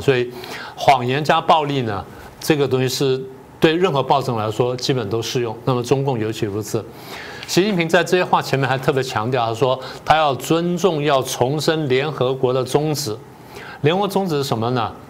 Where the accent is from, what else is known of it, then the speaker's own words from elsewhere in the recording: Taiwan; 我们台湾人